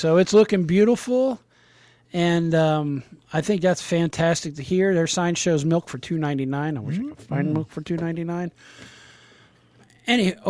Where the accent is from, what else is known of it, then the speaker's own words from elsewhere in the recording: Kentucky, United States; I'm from Kentucky